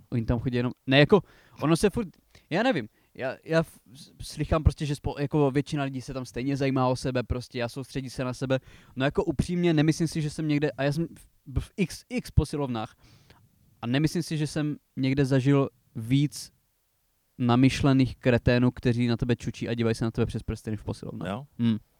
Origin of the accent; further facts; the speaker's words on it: Přerov area, Olomouc Region, Czechia; u nás na Přerovsku